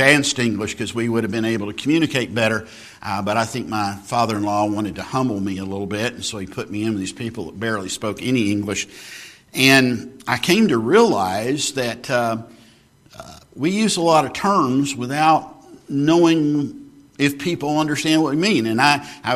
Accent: Texas, United States; I grew up in Texas

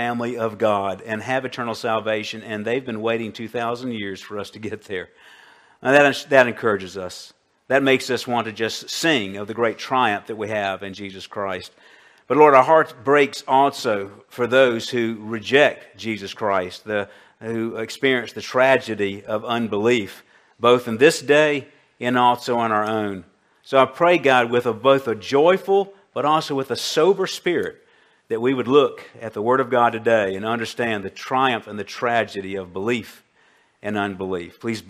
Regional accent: Colombia; my childhood growing up in Colombia back in the 1960s

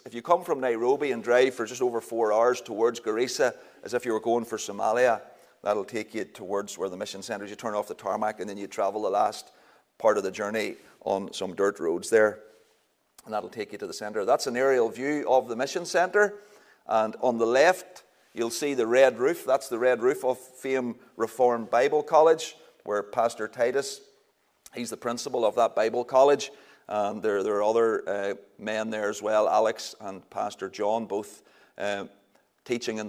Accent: Northern Ireland, United Kingdom; also born or lived in Kenya; we say we all the time in Northern Ireland

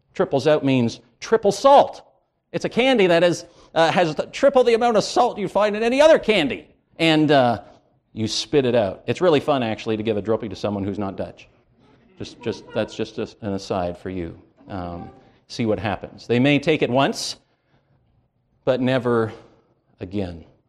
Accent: Canada; I grew up in Canada.

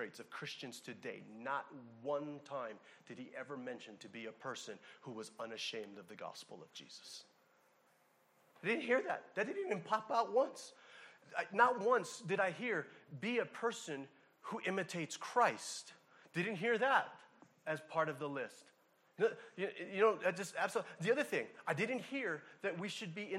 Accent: Hawaii, United States; I'm from Hawaii

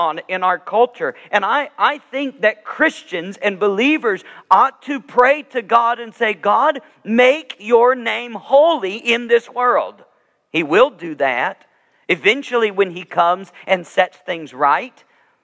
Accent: the South, United States; moved away as an adult; also born or lived in Georgia / Alabama / Wisconsin; when I grew up in the South, both in Georgia and Alabama

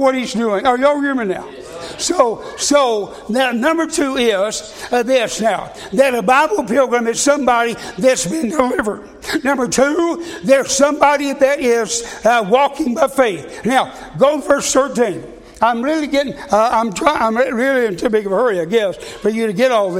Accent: United States; I'm an American

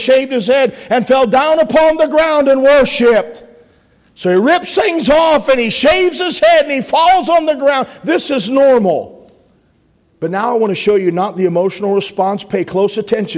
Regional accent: Pennsylvania, United States; I'm from the coal region

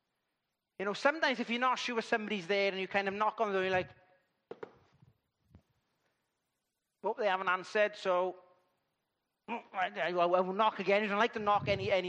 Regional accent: Llandudwardre, Wales, United Kingdom; I come from Llandudwardre

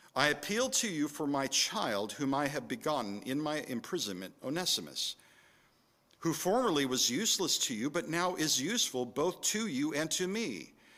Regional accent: California, United States; moved away; also born or lived in San Francisco Bay Area, California / Minnesota; having grown up in California

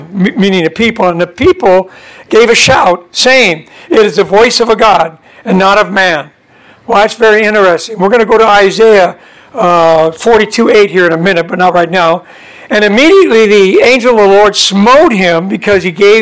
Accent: Southern California, United States; we were born and raised in Southern California. We lived in an interior, you know, in towards Anaheim and that kind of area.

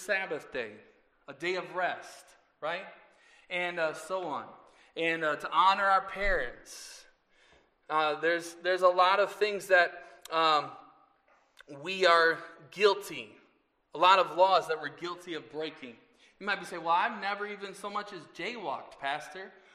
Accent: 44th and Hampton, 70th and Lisbon, 25th and Wisconsin, United States; I grew up on 44th in Hampton, 70th in Lisbon, 25th in Wisconsin

